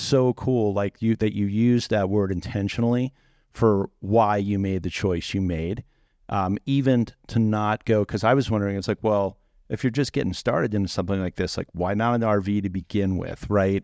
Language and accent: English; East Coast, United States; I come from East Coast culture